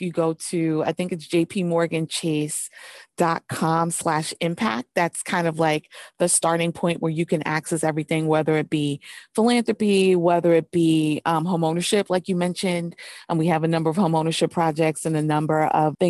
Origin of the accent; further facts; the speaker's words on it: New York City, New York, United States; I grew up in New York City, so grew up right by Wall Street.